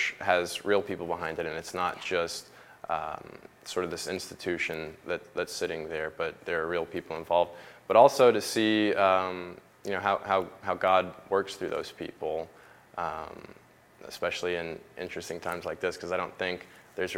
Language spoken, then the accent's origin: English; Roswell, Georgia, United States; I grew up in Roswell. I would say sort of by default, growing up in the South, you go to church.